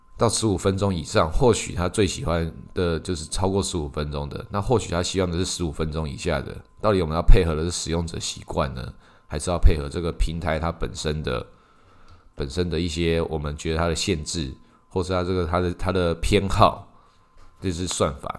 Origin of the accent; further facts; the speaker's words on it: Taiwan; 以我们台湾来讲，以我们台湾人来讲